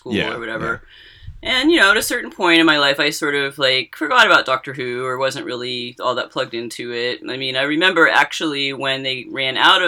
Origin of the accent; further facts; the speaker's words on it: United States; I'm American